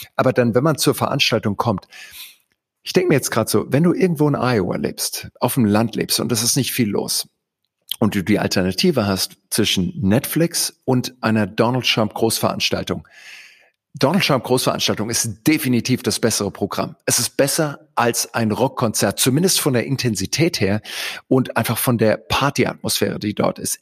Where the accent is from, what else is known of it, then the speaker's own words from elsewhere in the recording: Heidelberg, Baden-Württemberg, Germany; moved away as an adult; also born or lived in Greenville, South Carolina, United States; ich bin in Heidelberg aufgewachsen